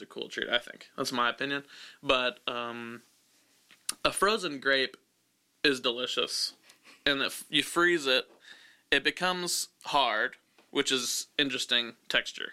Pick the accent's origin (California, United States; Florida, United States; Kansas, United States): Kansas, United States; now in Los Angeles, United States; I'm from Kansas